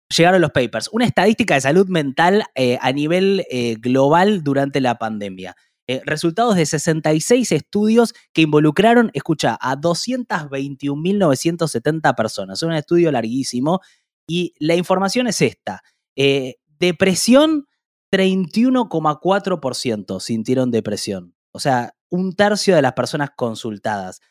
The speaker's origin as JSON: {"language": "Spanish", "country": "Argentina", "said": "como argentinos"}